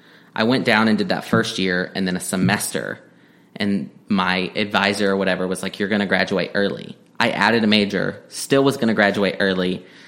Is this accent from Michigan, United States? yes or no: no; Texas panhandle, United States; also born or lived in Stillwater, Oklahoma / Washington, D.C.; now in Oklahoma, United States; I'm from Texas originally, a small town in the panhandle of Texas. I went to school here in Oklahoma, Oklahoma State in Stillwater